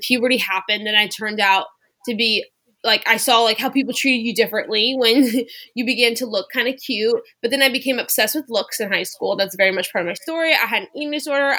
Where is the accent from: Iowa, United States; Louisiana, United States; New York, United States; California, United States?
Louisiana, United States; suburbs near New Orleans, South; moved away as an adult; also born or lived in Waco, Texas (Baylor University); I grew up in South Louisiana in the suburbs near New Orleans